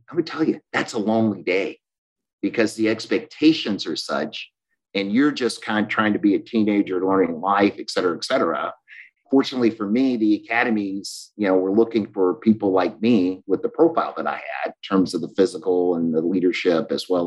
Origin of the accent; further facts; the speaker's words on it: Florence, Alabama, United States; I'm the youngest of seven. I'm from Florence, Alabama.